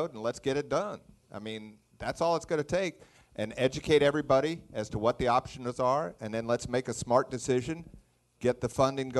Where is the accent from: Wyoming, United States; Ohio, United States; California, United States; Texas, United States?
Texas, United States; now in Wichita, United States; Yeah, I was raised in Texas. I can say y'all.